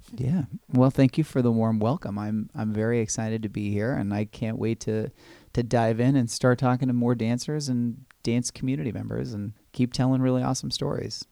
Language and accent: English; Los Angeles, or Orange County, California, United States; moved away as an adult; now in New York City, United States; I grew up in Los Angeles, or Orange County, California